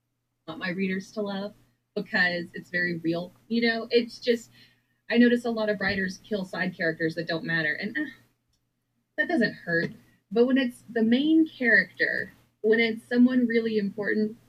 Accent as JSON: {"language": "English", "region": "Texas", "country": "United States", "tie": "born or raised there", "moved": "as an adult", "said": "my hometown in Texas"}